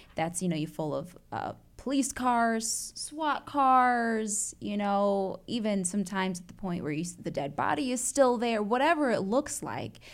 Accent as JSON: {"language": "English", "town": "Chicago", "region": "Illinois", "country": "United States", "tie": "born or raised there", "also_born_or_lived": "Atlanta, Georgia / Evanston, Illinois", "moved": "yes", "lives_now": "Indianapolis, United States", "said": "I was born and bred in Chicago. Shout out to Chi Town"}